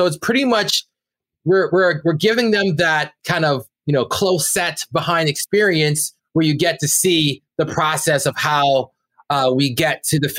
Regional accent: Brampton, Ontario, Canada; And we're 2 kids from Brampton, Ontario that went out to, you know, make art that broke out to the world.

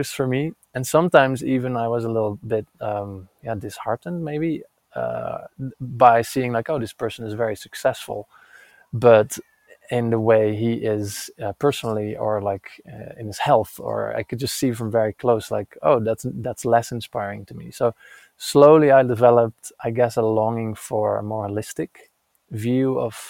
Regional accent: Netherlands; now in Santa Fe, United States; I'm currently in Santa Fe, New Mexico, but I'm originally from Holland

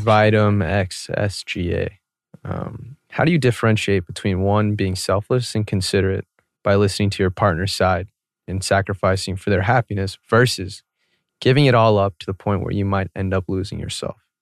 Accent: Atlanta, Georgia, United States; growing up in Atlanta, I went to a very predominantly white school.

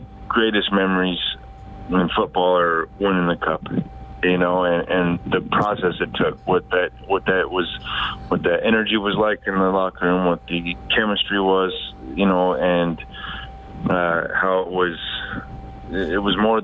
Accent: Wyoming, United States; I grew up in Wyoming

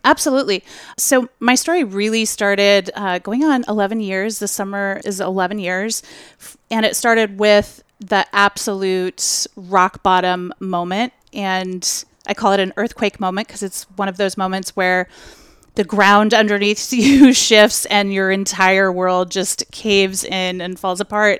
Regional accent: Portland, Oregon, United States; you're in my hometown

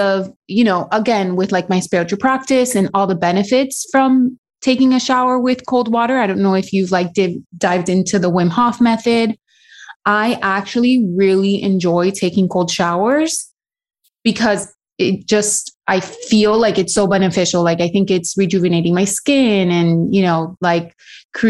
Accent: Miami, Florida, United States; also born or lived in Dominican Republic; raised in Miami

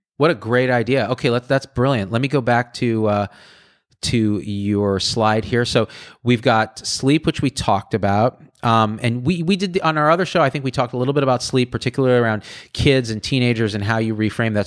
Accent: Clovis, California, United States; I grew up in Clovis, which is down the road

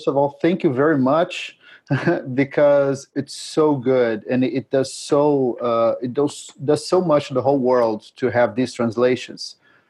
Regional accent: Brazil; I am from Brazil, right?

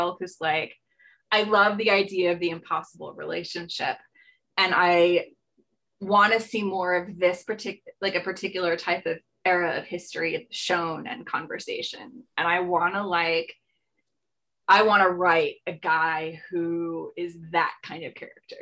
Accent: 45 minutes from New York City, United States; also born or lived in Montreal, Canada / Albany, New York; my hometown. That is 45 minutes from New York City

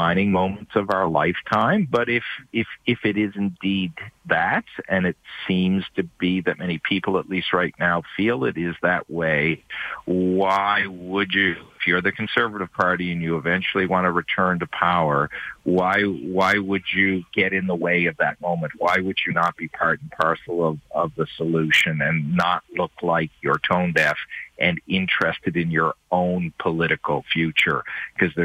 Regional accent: Eastern Canada, Canada; I'm from the East

